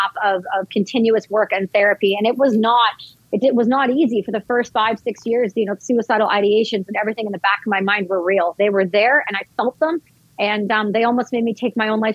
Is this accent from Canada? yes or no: yes; Vancouver, British Columbia, Canada; I'm actually in New York right now for some press, but I'm from Vancouver